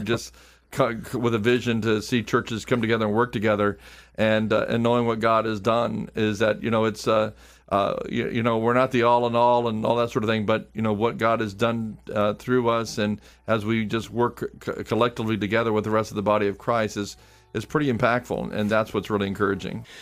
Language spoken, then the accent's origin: English; Clearwater, Florida, United States; moved away as an adult; also born or lived in Texas; I was born and raised in Clearwater